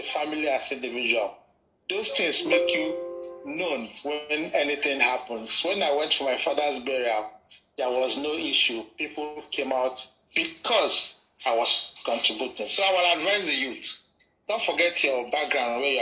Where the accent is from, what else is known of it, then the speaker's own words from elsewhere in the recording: Nsukka, Enugu State, Nigeria; also born or lived in Ikorodu, Lagos; now in Lagos, Nigeria; my village is Nsukka in Enugu State